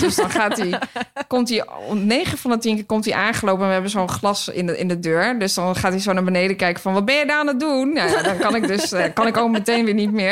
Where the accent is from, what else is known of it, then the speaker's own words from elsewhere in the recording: Hilversum, North Holland, Netherlands; een restaurant in Hilversum, waar ik vandaan kom